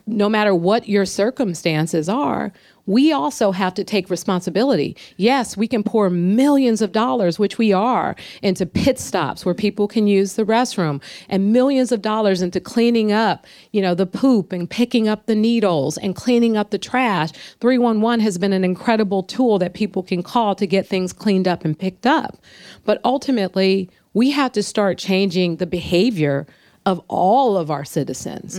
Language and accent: English; San Francisco, California, United States; growing up in San Francisco